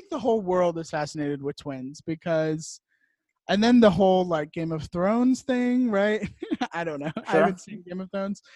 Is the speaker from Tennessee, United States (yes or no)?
no; Richmond, Virginia, United States; I grew up there